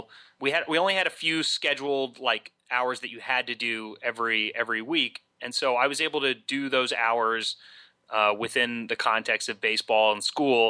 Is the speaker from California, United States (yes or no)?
no; Huntington, West Virginia, United States; moved away as an adult; also born or lived in Duke University, North Carolina; I grew up in Huntington, West Virginia